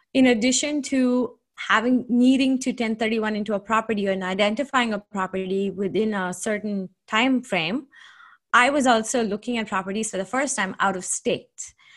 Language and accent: English; Seattle, Washington, United States; also born or lived in Redmond, Washington; I'm from Seattle, Washington. I live in a submarket called Redmond.